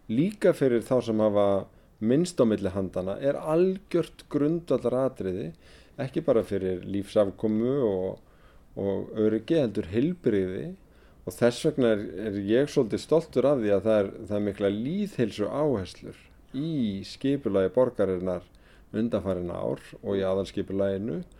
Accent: Reykjavík, Capital Region, Iceland; ég sem gamal árbæingur, ég er alin upp í blokkonum við Römbæin

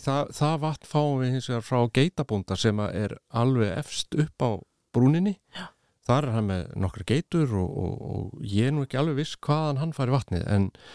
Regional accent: Iceland; now in Spain; ég var frá Íslandi

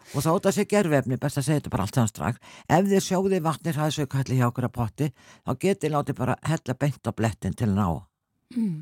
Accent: Selfoss, Southern Region, Iceland; ég, náttúrulega frá Selfos

